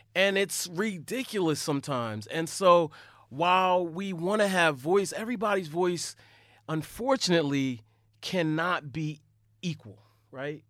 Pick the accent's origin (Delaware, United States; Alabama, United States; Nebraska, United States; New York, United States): Delaware, United States; I'm from Delaware.